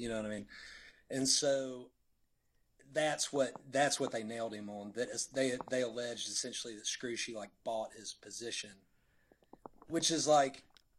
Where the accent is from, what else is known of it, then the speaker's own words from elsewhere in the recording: Birmingham, Alabama, United States; I'm from Birmingham.